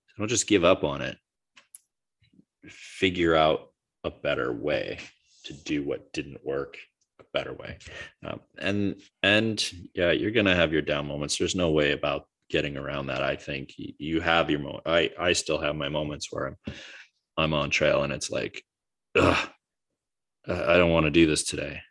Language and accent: English; United States; I'm just as an American